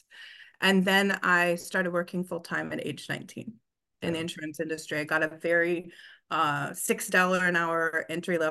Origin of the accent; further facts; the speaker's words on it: Des Moines, Iowa, United States; moved away as an adult; now in Southern California, United States; I was born in Des Moines, Iowa